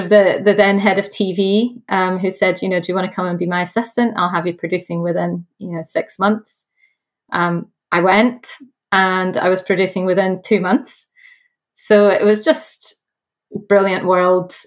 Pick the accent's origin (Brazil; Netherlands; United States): Brazil; moved away; also born or lived in Dundee, Scotland; I was born in Brazil and moved